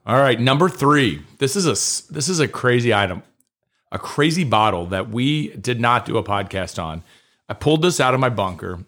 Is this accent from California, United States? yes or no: no; Kentucky, United States; I grew up in Kentucky